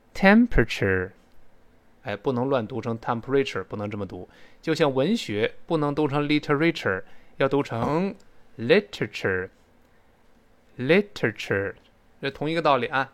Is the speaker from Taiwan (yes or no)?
no; China; 我们中国人